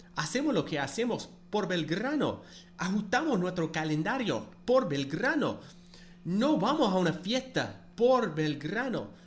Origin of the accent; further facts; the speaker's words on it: United States; nací en los Estados Unidos y bueno, seguramente ya saben, no soy cordobés ni argentino